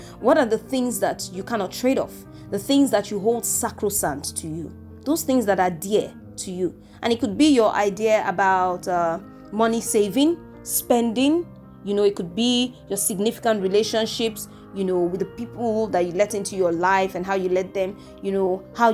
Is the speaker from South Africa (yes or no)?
no; Nigeria; I'm from Nigeria.